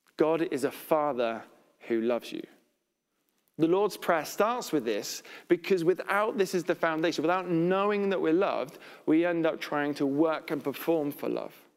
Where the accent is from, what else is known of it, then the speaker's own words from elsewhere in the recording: United Kingdom; we're British